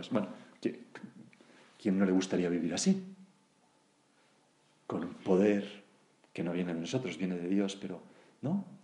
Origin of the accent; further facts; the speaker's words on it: Granada, Andalusia, Spain; ya cuando me han jubilado, me he venido de vuelta a mi tierra, Granada, y ahora que tengo ochenta y tantos años